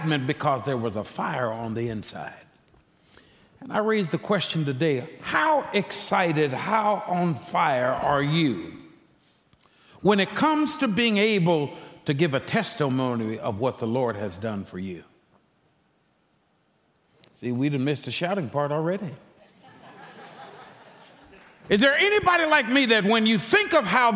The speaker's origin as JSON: {"language": "English", "region": "Texas", "country": "United States", "tie": "born or raised there", "said": "I'm a Texan by birth"}